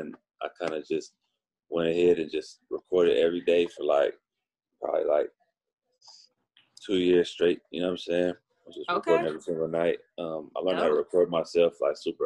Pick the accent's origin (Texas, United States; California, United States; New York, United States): California, United States; Oakland; now in Los Angeles, United States; Growing up in Oakland